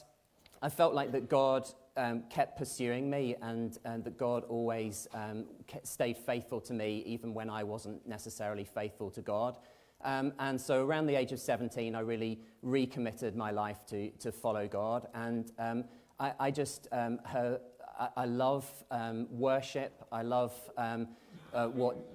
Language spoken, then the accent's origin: English; Belfast, Northern Ireland, United Kingdom; I'm from East Belfast.